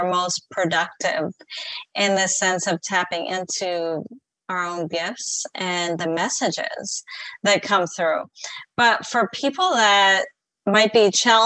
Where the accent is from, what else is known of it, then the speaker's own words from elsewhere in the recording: San Diego, California, United States; moved away as an adult; also born or lived in Colorado; I'm from San Diego, California